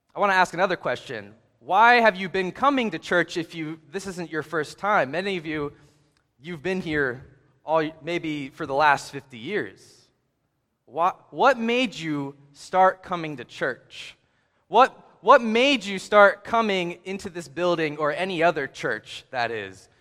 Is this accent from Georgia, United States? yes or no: no; Hagerstown, Maryland, United States; I grew up in Hagerstown, Maryland